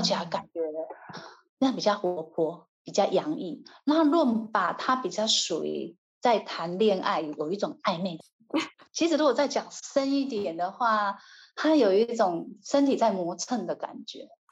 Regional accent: Taiwan; 我们台湾人

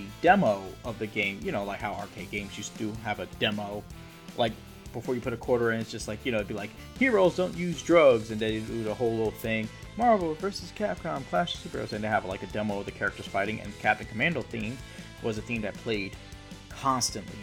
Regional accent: Harrisburg, Pennsylvania, United States; I grew up in Harrisburg, PA

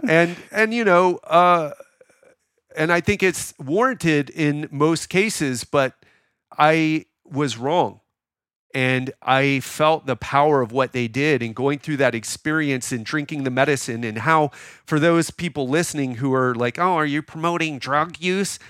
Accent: Miami, Florida, United States; now in Thailand; I'm from Miami.

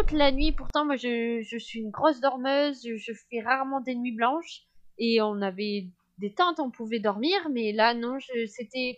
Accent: France; je suis française, je suis de l'Union européenne

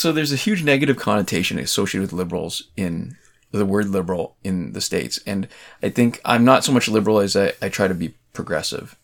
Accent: Canada; I'm Canadian

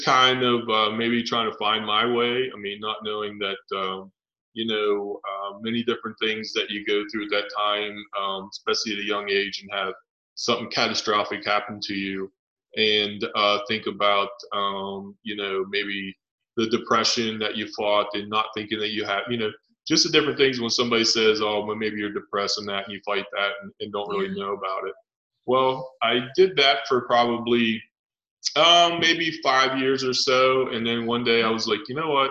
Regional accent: Cumberland, Maryland, United States; From Cumberland, Maryland

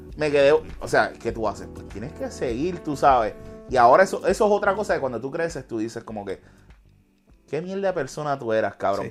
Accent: Hatillo, Puerto Rico; moved away as an adult; also born or lived in Camuy, Puerto Rico; yo me crié en Pajuil y en el clan de Atillo

